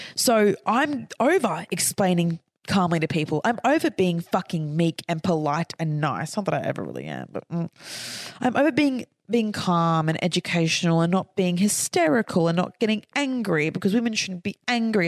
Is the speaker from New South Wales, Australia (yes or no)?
no; Queensland, Australia; I'm from Queensland.